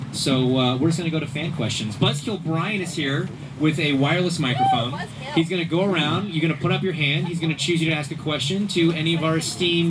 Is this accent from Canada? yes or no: yes; Canada; I'm from Canada.